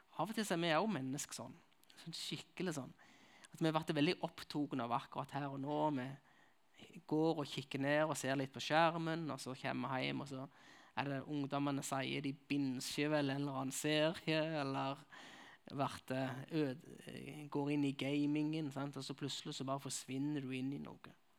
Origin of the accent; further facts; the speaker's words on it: Nærbø, Varhaug, Rogaland, Norway; accent: Jærsk; now in Kristiansand, Norway; Jeg kommer fra Nærbø Varhaug, som det heter. Jeg kommer fra begge plasser.